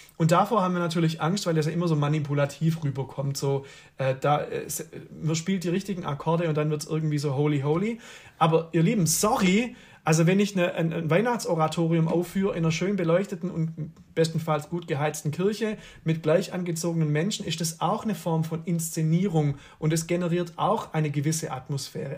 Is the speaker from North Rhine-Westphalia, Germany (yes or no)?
no; Swabia, Baden-Württemberg, Germany; ich komme halt aus dem Schwabenland